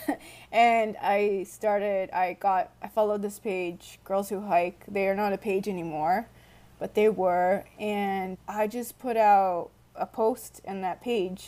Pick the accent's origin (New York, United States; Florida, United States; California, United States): California, United States; Lakewood; born or raised there